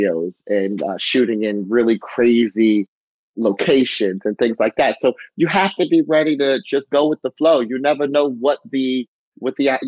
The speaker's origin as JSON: {"language": "English", "area": "Harford County", "region": "Maryland", "country": "United States", "tie": "born or raised there", "said": "my hometown, Harford County."}